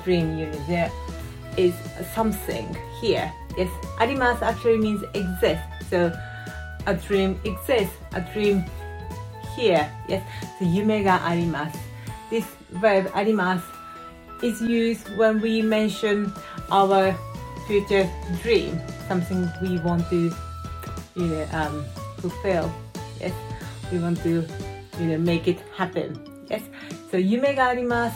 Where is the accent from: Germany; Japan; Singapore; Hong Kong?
Japan; us Japanese people